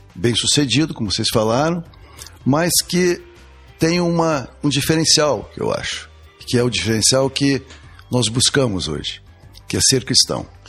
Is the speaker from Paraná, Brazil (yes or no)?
yes; Curitiba, Paraná, Brazil; also born or lived in Rio de Janeiro; eu sou carioca de nascimento, sou criado aqui em Curitiba, vim cedo para cá